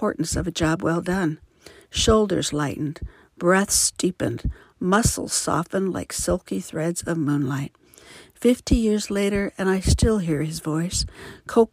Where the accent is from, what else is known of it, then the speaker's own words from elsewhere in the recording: Midwest, United States; now in Livermore, United States; I was raised in the Midwest and currently reside in Livermore, California.